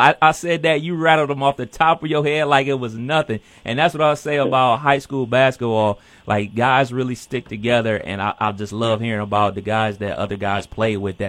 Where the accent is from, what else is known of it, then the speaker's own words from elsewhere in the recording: Cleveland, Ohio, United States; I'm from Cleveland.